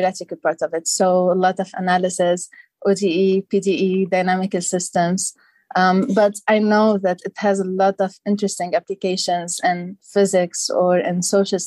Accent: Lebanon; moved away as an adult; now in United States; I'm originally from Lebanon, so this is only my third year in the U.S.

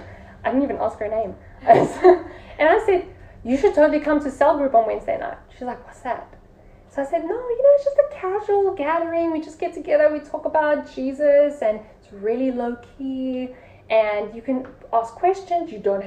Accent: England, United Kingdom; I'm saying they don't like me because I'm English.

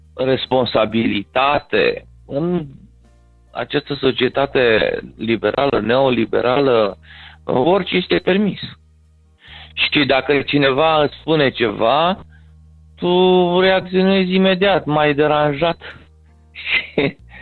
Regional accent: Romania; moved away; aceste tare educaționale cu care am venit din România

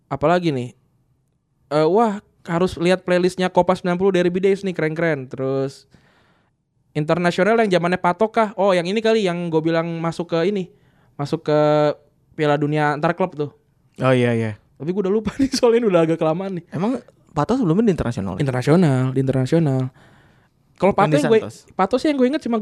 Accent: Bekasi, West Java, Indonesia; Lah iya kapan kita orang Bekasi asli

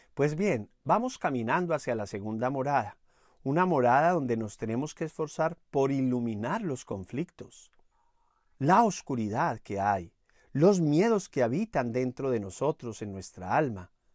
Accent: Manizales, Caldas, Colombia; allá en Manizales, mi ciudad natal

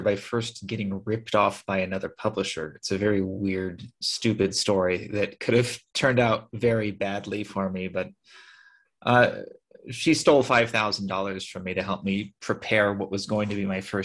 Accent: California, United States; moved away as an adult; now in Armenia; I'm from California.

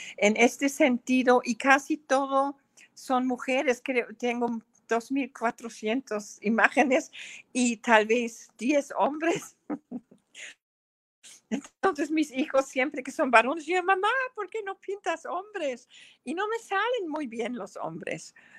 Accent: Germany; Spanish is a second language; moved away as an adult; now in San Cristóbal de las Casas, Mexico; mis memorias de mi niñez en Alemania

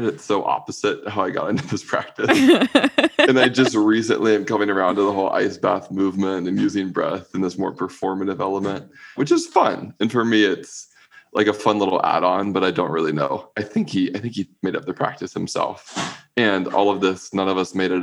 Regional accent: Raleigh, North Carolina, United States; I grew up in Raleigh, North Carolina, closeted a little gay boy in the South

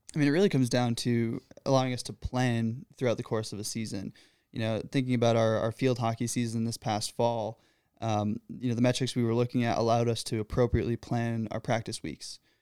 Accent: Michigan, United States; moved away as an adult; now in Pennsylvania, United States; I'm originally from Michigan.

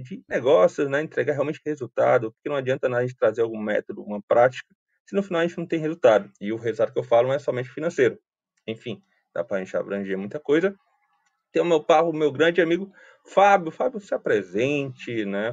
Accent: Fortaleza, Ceará, Brazil; sou fortalezense, né, nascido, criado e vivido aqui no Ceará

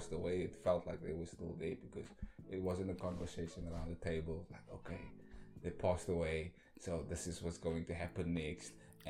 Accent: Cape Town, Western Cape, South Africa; I was born and raised in Hanover Park. And you know, the lights is dim where we come from. It's survival of the fittest.

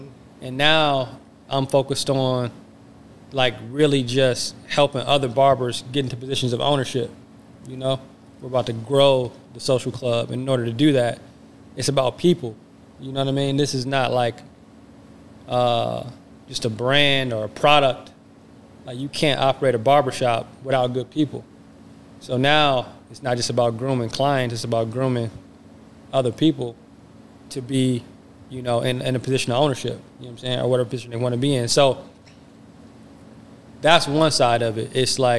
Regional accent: Flint, Detroit, Kalamazoo, Michigan, United States; So I was born in Flint, you know, which is something that we share in common. And I was raised in Detroit on Joy Road in Granville and also Kalamazoo.

